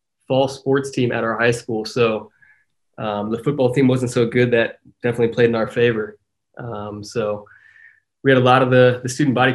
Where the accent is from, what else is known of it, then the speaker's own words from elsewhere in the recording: Centerville, Ohio, United States; moved away; growing up playing soccer in Ohio. I mean, that was before academies and all that stuff, right? So playing for my little hometown soccer club, Centerville Galaxies